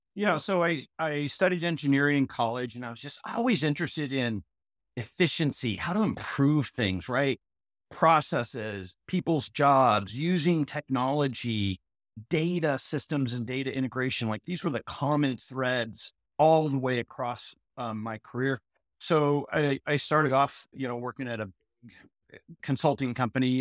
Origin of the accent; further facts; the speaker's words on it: Portland, Oregon, United States; I grew up in Portland, Oregon, Southwest Portland